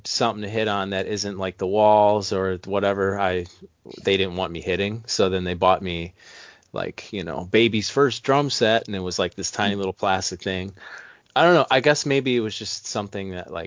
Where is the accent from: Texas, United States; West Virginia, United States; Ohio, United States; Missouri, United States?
Ohio, United States; Cleveland; I'm a male from Cleveland, Ohio